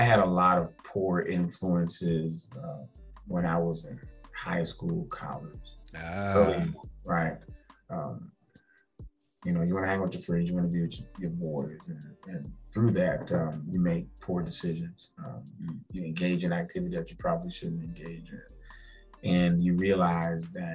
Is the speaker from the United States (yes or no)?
yes; Charleston, South Carolina, United States; also born or lived in Columbia, South Carolina; I'm from Charleston, born and raised.